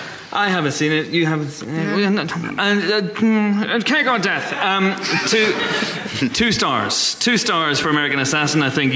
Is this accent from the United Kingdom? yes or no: yes; Banbridge, Northern Ireland, United Kingdom; in the Ivy Cinema in Banbridge, my hometown in Northern Ireland